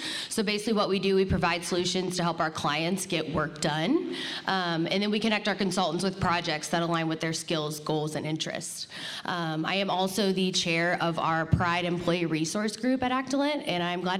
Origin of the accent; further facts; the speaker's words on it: Cincinnati, Ohio, United States; I am from Cincinnati, Ohio.